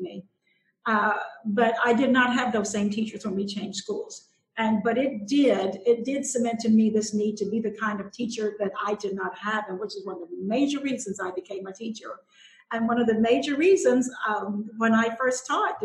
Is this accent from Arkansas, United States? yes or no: yes; Willisville, Arkansas, United States; I grew up in South Arkansas in a little bitty school. It was Willisville High School